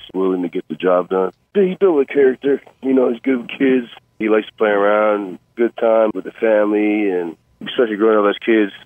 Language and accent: English; Euless, Texas, United States; moved away; also born or lived in Austin, Texas; We're originally from Euless. Growing up in that city